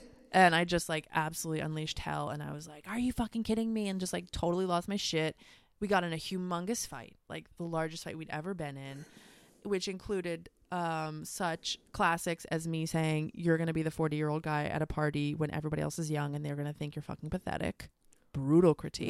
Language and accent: English; United States; moved away as an adult; also born or lived in Australia; here in my home country